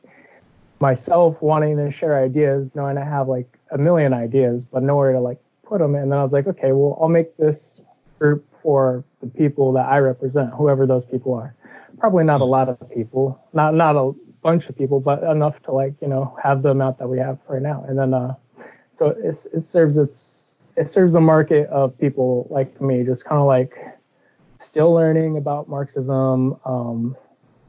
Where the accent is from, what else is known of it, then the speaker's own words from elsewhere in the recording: Seattle, Washington, United States; I'm from Seattle, Washington